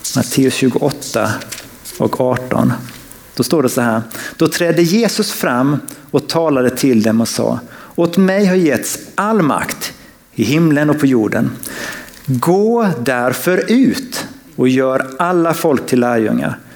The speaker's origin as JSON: {"language": "Swedish", "country": "Sweden", "said": "som svensk"}